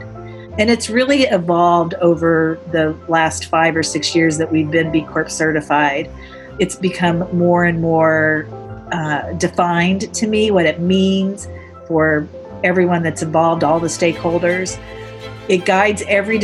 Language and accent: English; Indiana, United States; moved away as an adult; also born or lived in New York City; now in Indianapolis, United States; I grew up in Indiana, but I moved to New York City